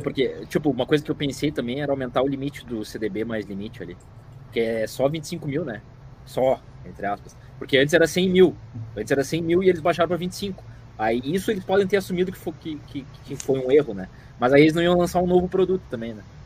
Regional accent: São Paulo, Brazil; Sou de São Paulo, corintiano

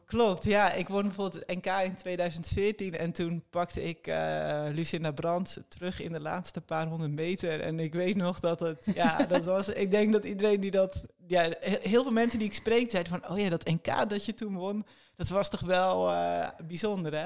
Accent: Netherlands; als een Hollandse eh, tiener

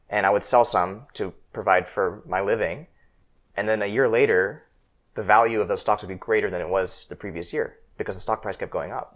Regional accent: Seattle, Washington, United States; I grew up in Seattle

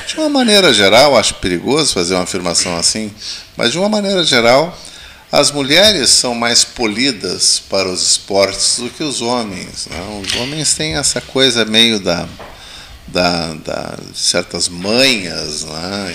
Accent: Bagé, Rio Grande do Sul, Brazil; now in Pelotas, Brazil; Eu que não sou daqui, fui criado em Bagé

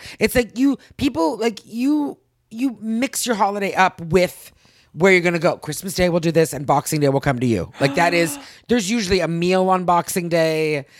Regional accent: Canada; moved away; I'm Canadian.

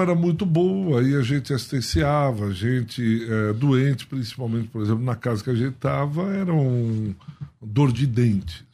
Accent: Paulista, São Paulo, Brazil; eu como paulista

